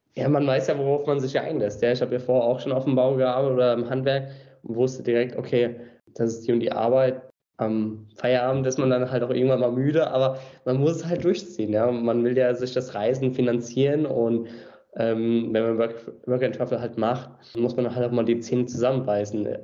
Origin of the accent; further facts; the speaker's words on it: Mainz, Rhineland-Palatinate, Germany; also born or lived in Australia; Geboren und aufgewachsen. Mainz ist meine Heimatstadt